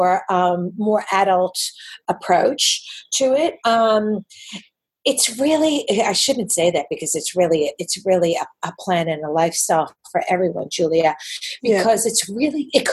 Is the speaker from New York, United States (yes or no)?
yes; New York City, New York, United States; accent: New York; moved away as an adult; now in Sydney, Australia; I live in Sydney, and I've lived here actually for 27 years this year, even though despite my New York accent coming back with a vengeance